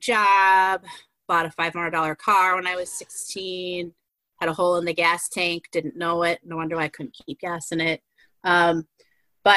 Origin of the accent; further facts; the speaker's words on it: White Bear Lake, Minnesota, United States; born and raised in White Bear Lake. I still live in White Bear Lake